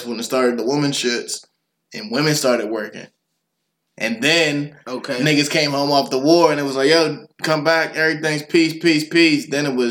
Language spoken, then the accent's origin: English; United States; I'm just saying this as American